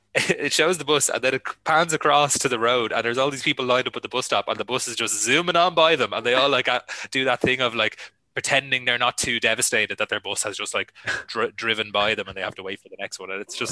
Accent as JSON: {"language": "English", "country": "Ireland", "said": "As an Irish person"}